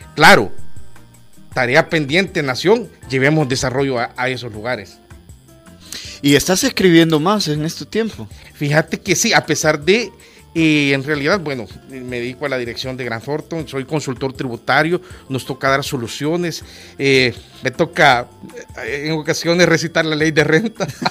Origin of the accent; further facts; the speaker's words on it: Olocuilta, La Paz, El Salvador; moved away; also born or lived in San Salvador; Olocuilta, mi ciudad natal